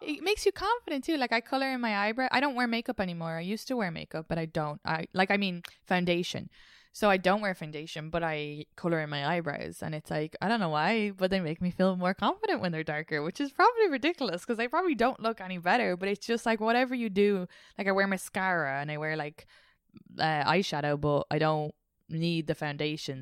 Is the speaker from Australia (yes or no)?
no; Ireland; now in New York, United States; Irish people and the way we interact